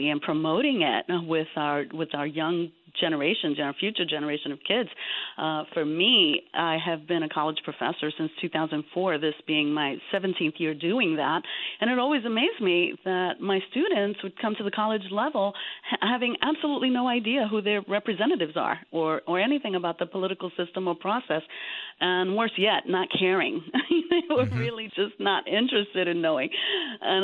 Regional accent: New York City, New York, United States; growing up in the South Bronx in the 80s.

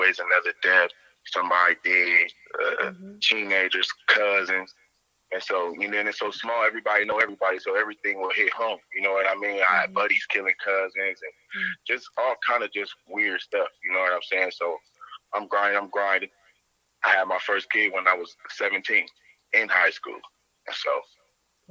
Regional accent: Canton, United States; growing up in Canton

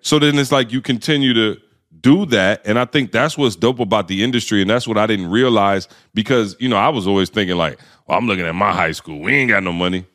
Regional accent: Lansing, Michigan, United States; I grew up in Lansing.

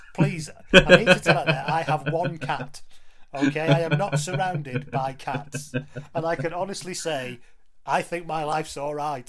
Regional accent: England, United Kingdom; I'm English

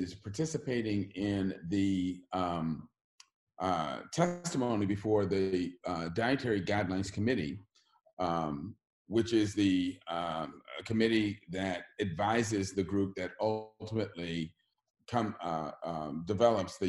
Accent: Oakland, California, United States; I grew up in Oakland, California

